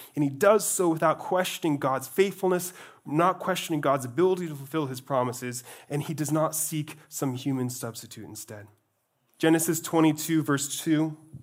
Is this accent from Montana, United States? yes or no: yes; Glacier National Park, Montana, United States; I grew up in Glacier National Park, where I was surrounded by mountains and mountains.